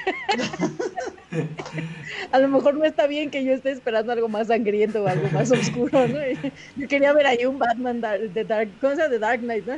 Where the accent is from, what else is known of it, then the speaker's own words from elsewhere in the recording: Mexico; soy de México